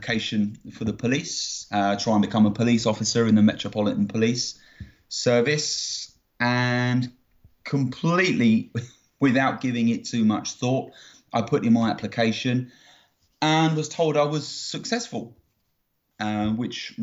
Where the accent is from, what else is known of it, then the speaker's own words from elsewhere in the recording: Greater London, United Kingdom; now in Aylesbury, United Kingdom; I was born and raised in Greater London, so the outskirts of London in not-so-sunny England